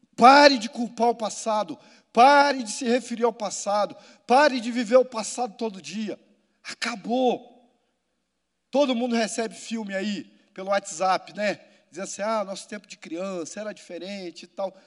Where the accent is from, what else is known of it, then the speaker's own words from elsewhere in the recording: Rio de Janeiro, Brazil; Das favelas do Rio de Janeiro, onde eu fui criado e vivi, e de onde eu sou